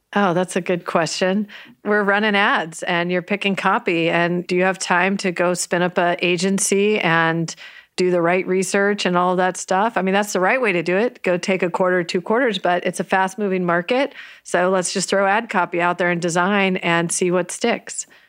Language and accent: English; San Jose, California, United States; also born or lived in New York; I grew up in Almaden